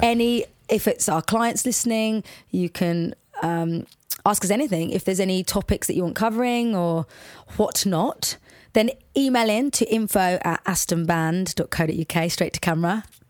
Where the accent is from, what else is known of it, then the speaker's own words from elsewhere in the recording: Watford, East of England, United Kingdom; accent: Watford; also born or lived in Liverpool; we, I, we moved to Watford when I was about four or five